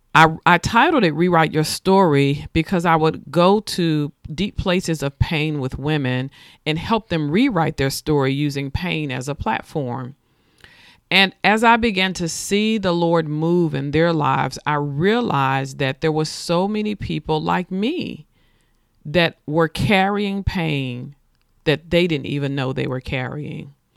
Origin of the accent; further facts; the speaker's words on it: Nashville, Tennessee, United States; I was born and raised in Nashville, Tennessee